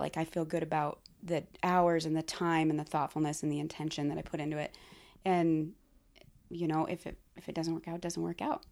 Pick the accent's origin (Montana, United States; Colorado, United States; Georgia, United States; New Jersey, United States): Montana, United States; Laurel; also born or lived in Billings, Montana; I grew up just outside of Billings in Laurel, but spent the majority of my time in Billings